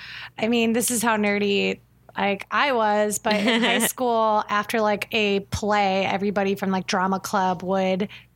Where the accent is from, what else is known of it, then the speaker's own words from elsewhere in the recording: Ohio, United States; moved away as an adult; I'm from Ohio. And so you would go out to a real pumpkin patch.